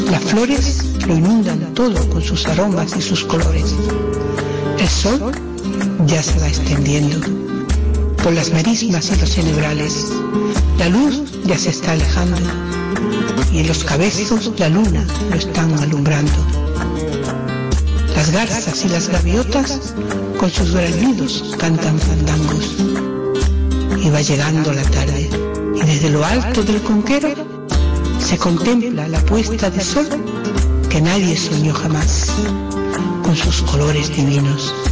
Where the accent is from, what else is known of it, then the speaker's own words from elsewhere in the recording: San Juan del Puerto, Andalusia, Spain; also born or lived in Huelva; Nací en San Juan del Puerto un pueblo a tan solo 15 kilómetros de la provincia de Huelva, al que quiero y visito casi todos los días. Actualmente vivo en la capital.